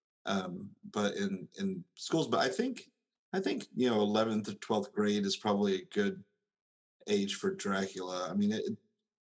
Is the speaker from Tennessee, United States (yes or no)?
yes; Tennessee, United States; I'm from Tennessee